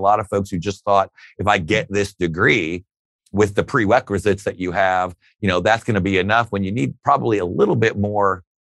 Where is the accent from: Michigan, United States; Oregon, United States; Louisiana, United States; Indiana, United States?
Indiana, United States; Fort Wayne; I mean, it was absolutely outstanding. Middle class upbringing. My father was a Fort Wayne City police officer for most of my time growing up.